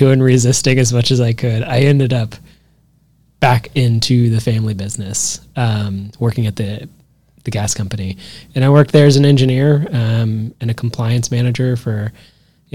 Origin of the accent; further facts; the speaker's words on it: Dallas, Texas, United States; also born or lived in Houston / upstate New York; I grew up here in Dallas, mostly lived all of my life in North Dallas.